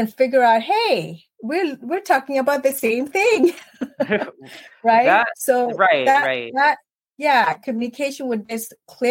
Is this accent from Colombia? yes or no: no; Ontario, Canada; moved away as an adult; also born or lived in Ghana; now in United States; So, I grew up in Canada